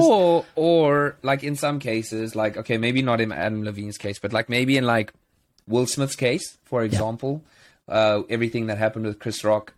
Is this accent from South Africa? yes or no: yes; South Africa; moved away; as a South African